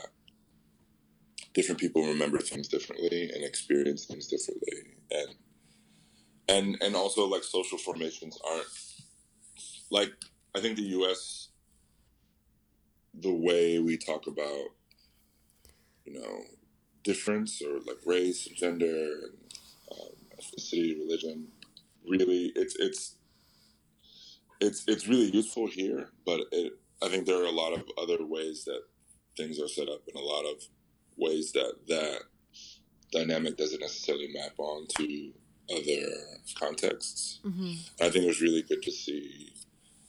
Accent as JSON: {"language": "English", "town": "Atlanta", "region": "Georgia", "country": "United States", "tie": "born or raised there", "moved": "yes", "said": "I grew up in the South. I grew up in, I'm from Atlanta"}